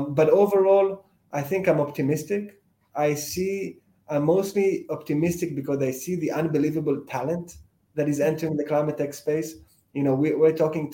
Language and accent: English; Israel; moved away as an adult; also born or lived in United States; now in London, United Kingdom; I've lived in a few different places, but most of my childhood, I lived in Israel